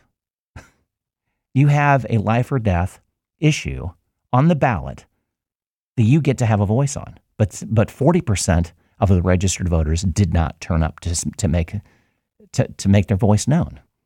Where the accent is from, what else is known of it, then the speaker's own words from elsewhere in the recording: Mercer County, Ohio, United States; I grew up in Mercer County, and that Mercer County is rural uh, agricultural based